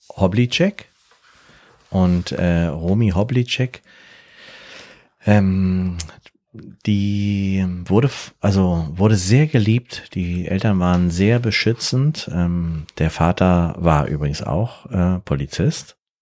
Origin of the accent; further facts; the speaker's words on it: Berlin, Germany; ich komme aus Berlin